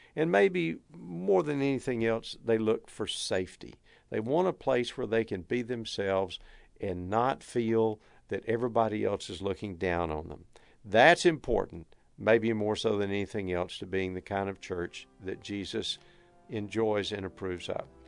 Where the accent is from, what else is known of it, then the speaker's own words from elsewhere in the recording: Texas, United States; I don't think it's any secret from my accent or from uh, a number of the mannerisms and the way that I speak that I hail from Texas. We Texans are proud of a lot of things